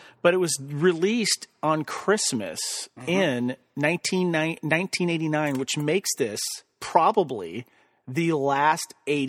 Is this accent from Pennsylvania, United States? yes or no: no; Santa Barbara, California, United States; moved away as an adult; also born or lived in Georgia; I moved from Georgia, where I've been for like the last 12 years, and I moved back to my home state and my hometown of Santa Barbara, California.